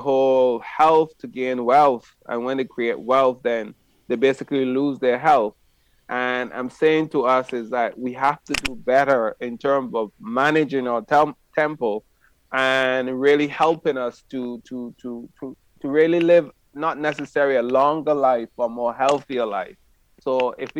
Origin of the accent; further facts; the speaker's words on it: St. Vincent & Grenadines; now in Barbados; My father was one of the most famous bush doctor in my country, which I was born in St. Vincent.